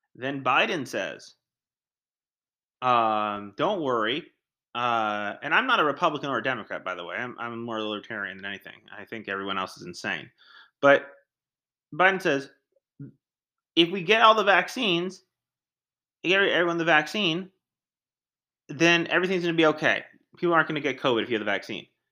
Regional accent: United States; I'm an American

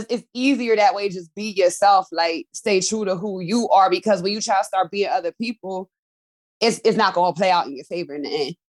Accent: Pennsylvania, United States; I'm from Pennsylvania.

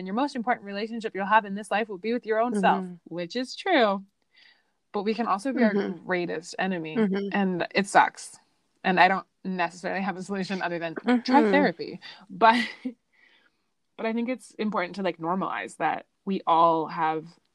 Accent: Italy; moved away; growing up in Italy

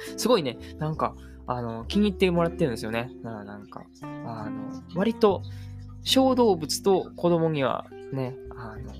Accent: Japan; 僕はもう日本の教育でしか、えー、生まれ育ってきてないので

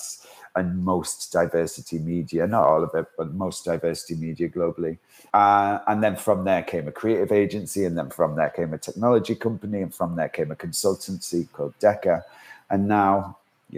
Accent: Manchester, North West England, United Kingdom; also born or lived in Isle of Man; now in London, United Kingdom; my inexperience of living in London, because I'm from Manchester

